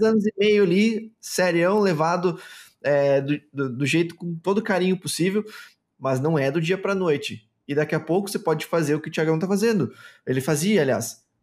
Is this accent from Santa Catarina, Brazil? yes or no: yes; Chapecó, Santa Catarina, Brazil; sou de Chapecó, Santa Catarina.